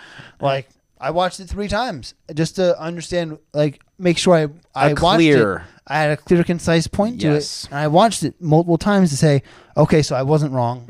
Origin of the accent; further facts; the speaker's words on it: New Jersey, United States; No, I'm not from Florida. I'm from Jersey.